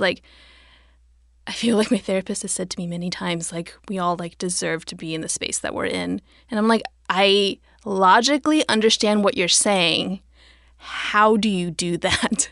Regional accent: United States; raised American

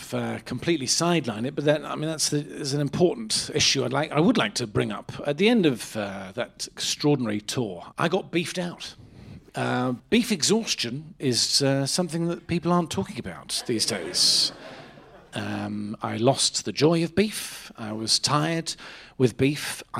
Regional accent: Lyme Regis, South West England, United Kingdom; I was just running a little beef stall in my hometown of Lyme Regis in Dorset, a little summer beach beef stall.

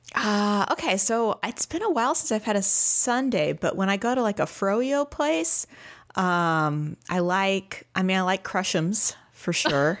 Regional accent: St. Louis, Missouri, United States; now in Austin, United States; I am from Saint Louis, Missouri originally, and I am now in Austin, Texas

